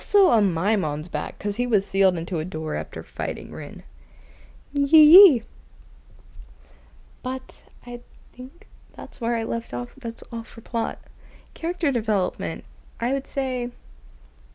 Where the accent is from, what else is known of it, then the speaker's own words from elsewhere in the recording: the South, United States; I'm from the South